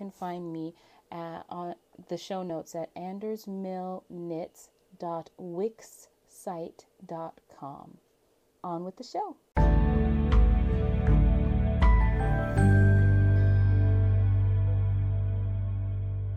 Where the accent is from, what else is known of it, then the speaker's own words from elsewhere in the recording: Alaska, United States; my home state of Alaska